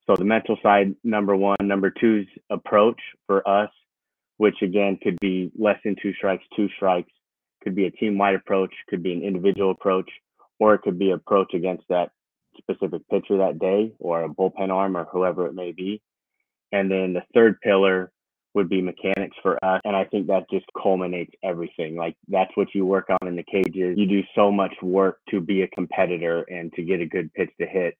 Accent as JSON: {"language": "English", "town": "San Diego", "region": "California", "country": "United States", "tie": "born or raised there", "also_born_or_lived": "Arizona / Louisiana", "moved": "as an adult", "said": "I grew up in San Diego, California."}